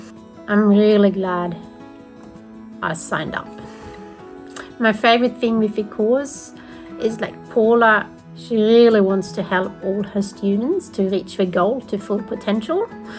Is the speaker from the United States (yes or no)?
no; Sweden; now in Australia; I'm from Sweden, but I live in Australia.